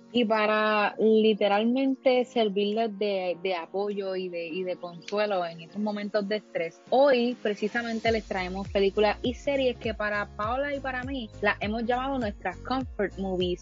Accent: Puerto Rico; como buen puertorriqueño

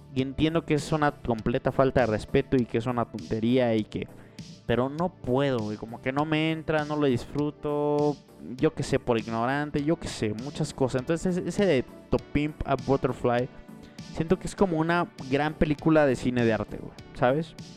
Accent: Morelos, Mexico; Morelos, que es donde, de donde yo soy, de un pequeño pueblo de Morelos

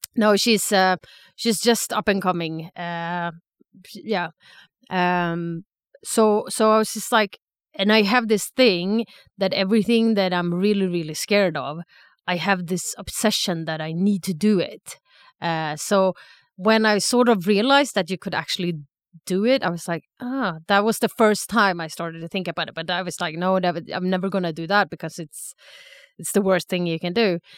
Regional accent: Sweden; moved away as an adult; also born or lived in Stockholm / Lucerne, Switzerland; now in Zurich, Switzerland; I'm originally from Sweden

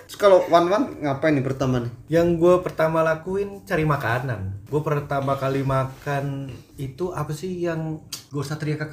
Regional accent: West Java, Indonesia; gue sebagai orang Sunda yang baru ke Purwokerto dan baru merasakan namanya mendoan aneh buat gue

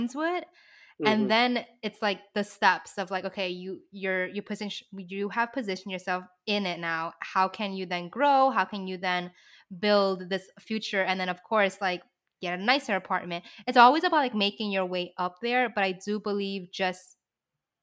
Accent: New York City, New York, United States; I grew up in the Lower East Side

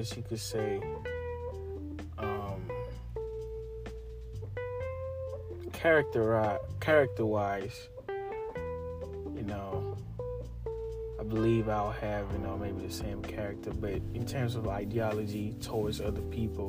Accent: Ghana; moved away as an adult; now in United States; I lived almost my whole life in Africa. I was born in Ghana

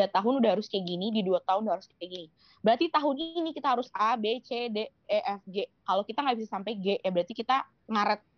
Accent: Malang, East Java, Indonesia; aku juga dari Malang jadi kayak wah Malang tuh aku kayak I owe Malang so much gitu

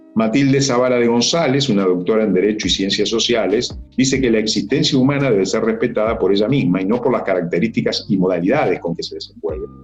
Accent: Uruguay; mi país, la mitad del, Uruguay, eh, nosotros somos 3 millones, 3 millones y medio

